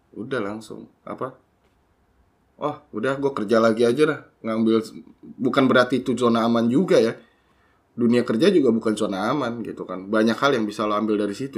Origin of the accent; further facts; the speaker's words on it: Jakarta, Indonesia; moved away as an adult; also born or lived in Bogor; gua dari kecil di Jakarta